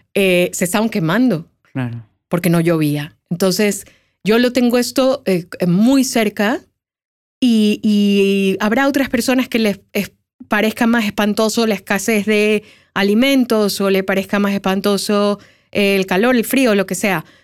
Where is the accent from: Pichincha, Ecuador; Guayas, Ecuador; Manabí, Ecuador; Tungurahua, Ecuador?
Guayas, Ecuador; Guayaquil; yo soy de Guayaquil, que es un lugar donde hace mucho calor